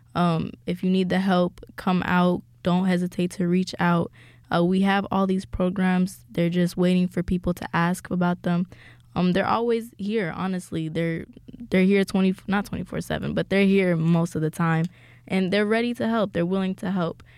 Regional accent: Ethiopia; moved away; I am from Ethiopia

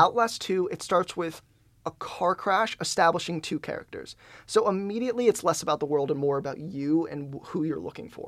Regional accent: Detroit, Michigan, United States; I'm from Detroit

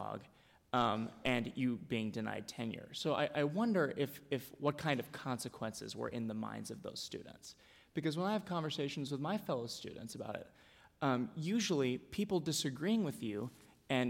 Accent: Dallas, Texas, United States; I'm from Dallas, Texas

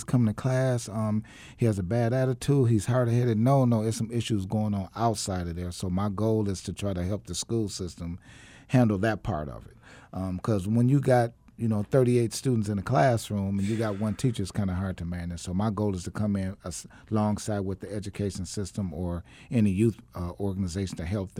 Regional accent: Milwaukee, Wisconsin, United States; now in Arizona, United States; I was born and raised in Milwaukee, Wisconsin. I've been out here since about 2000. I never would have came to Arizona

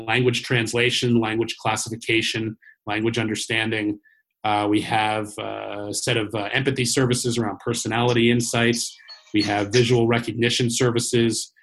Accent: Cambridge, Massachusetts, United States; based in my hometown, Cambridge, Massachusetts

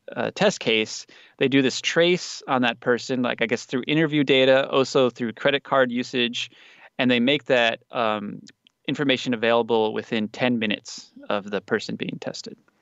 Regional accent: United States; now in South Korea; as an American

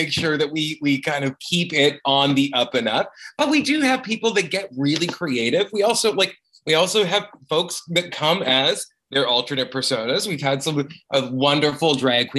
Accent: Saskatoon, Saskatchewan, Canada; I grew up in Saskatoon, Saskatchewan, and growing up as a queer on the prairies

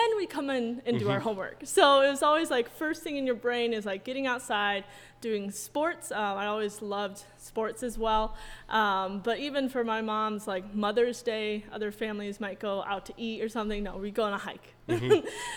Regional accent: central New York, United States; I am a New York native. I come from central New York.

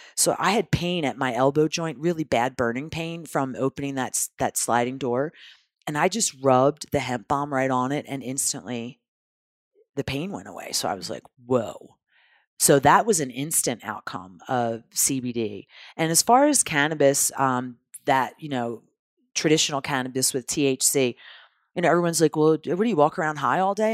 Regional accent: Philadelphia, Pennsylvania, United States; I'm from Philadelphia

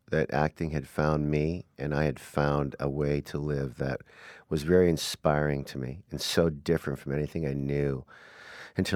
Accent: Saskatoon, Saskatchewan, Canada; moved away as an adult; now in Los Angeles, United States; I was just a redneck little hockey player, Saskatoon boy, captain of the football team

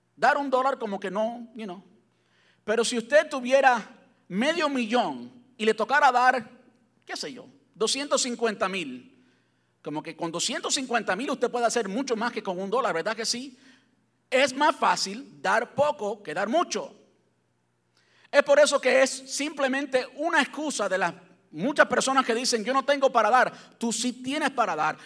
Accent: Cuba; moved away; Yo soy cubano, y pues en Cuba, pues jamás soñé tener un carro con aire acondicionado

